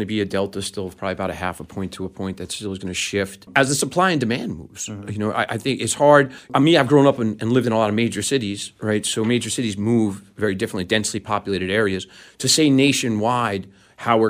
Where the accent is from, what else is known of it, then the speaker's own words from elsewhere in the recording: New York City, New York, United States; I was born and raised in New York City, in the boroughs of New York City, and grew up skateboarding in Manhattan.